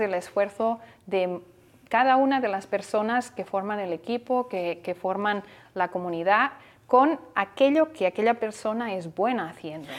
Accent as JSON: {"language": "Spanish", "town": "Barcelona", "region": "Catalonia", "country": "Spain", "tie": "born or raised there", "moved": "as an adult", "lives_now": "Miami, United States", "said": "Yo nací en Barcelona, y llegué aquí"}